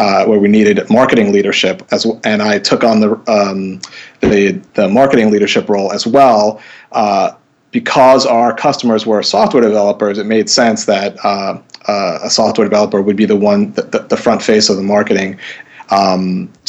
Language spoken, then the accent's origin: English; New York City, New York, United States; moved away as an adult; now in Northampton, United States; I grew up in New York City